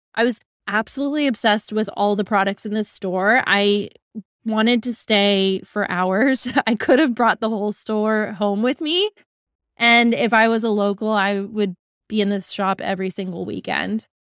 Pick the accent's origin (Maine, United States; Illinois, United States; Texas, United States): Texas, United States; Dallas; my hometown in D F